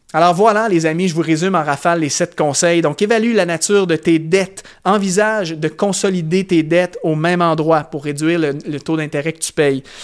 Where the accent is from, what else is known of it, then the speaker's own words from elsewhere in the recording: Canada; par chez nous au Canada